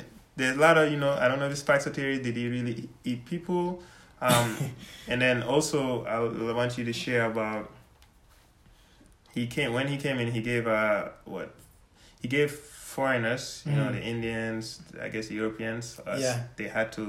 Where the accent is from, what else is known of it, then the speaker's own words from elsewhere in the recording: Gambia; not only for me to say I'm from Gambia, I'm here from Gambia, but if someone really asks me, oh, what are you like? And I say, oh, yeah, my dad's Jola, my mom's Wolof cereal, you know